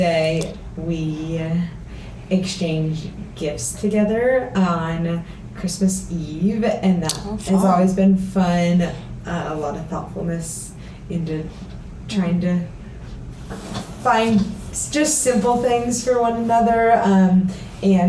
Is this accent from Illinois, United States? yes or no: no; Costa Mesa, California, United States; moved away as an adult; also born or lived in Huntington Beach, California / Harvard (Massachusetts) / Denver, Colorado; now in Easton, Pennsylvania, United States; So that's where I grew up, Costa Mesa / Huntington Beach